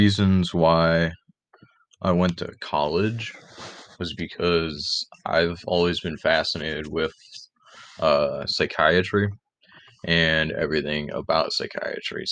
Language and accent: English; Rochester, New York, United States; also born or lived in Penfield, New York; I was born and raised in the Rochester area. I live in Penfield, New York, which is just about 10 minutes away from Rochester